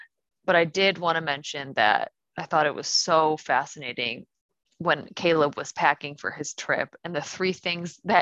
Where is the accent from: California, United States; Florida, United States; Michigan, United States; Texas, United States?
Michigan, United States; Canton; Carolina and I are both Michigan natives